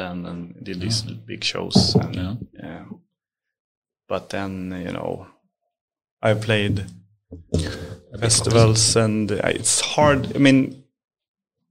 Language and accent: English; Upplands Väsby, Stockholm County, Sweden; I grew up in Upplands Väsby, in a suburb of Stockholm